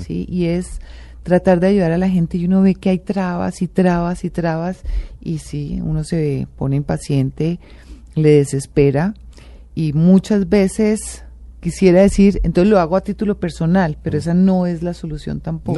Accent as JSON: {"language": "Spanish", "country": "Colombia", "said": "como colombiana"}